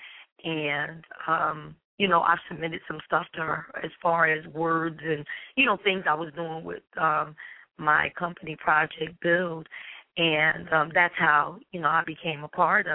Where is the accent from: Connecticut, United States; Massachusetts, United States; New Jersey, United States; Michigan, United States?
New Jersey, United States; Newark; I'm a Jerseyan, of course, born and raised in Newark, New Jersey